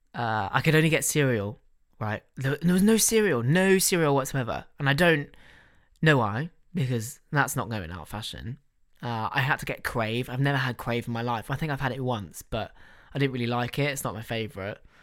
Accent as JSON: {"language": "English", "country": "United Kingdom", "said": "we're British"}